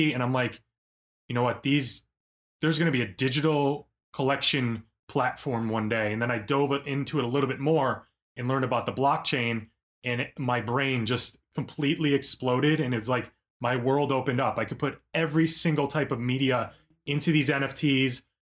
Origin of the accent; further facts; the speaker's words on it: Orchard Park, New York, United States; I was born in Buffalo, New York, a town called Orchard Park, right outside, about 15 minutes outside of Buffalo. And I just grew up absolutely obsessed with drawing